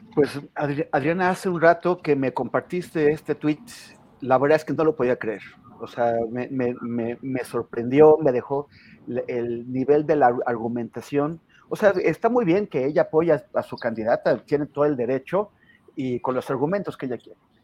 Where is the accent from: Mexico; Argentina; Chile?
Mexico; northern Mexico; now in Mexico City, Mexico; siendo norteño